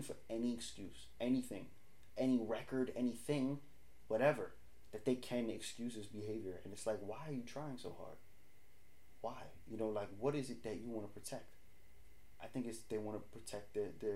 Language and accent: English; New York City, New York, United States; we're from New York